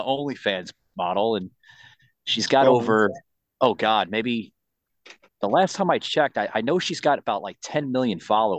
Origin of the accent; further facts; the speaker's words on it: New York City, New York, United States; moved away; I'm originally from New York City.